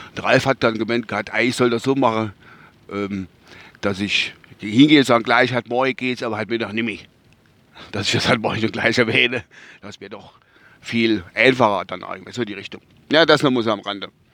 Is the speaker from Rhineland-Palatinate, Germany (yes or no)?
yes; Kusel, Rhineland-Palatinate, Germany; bei uns in Kusel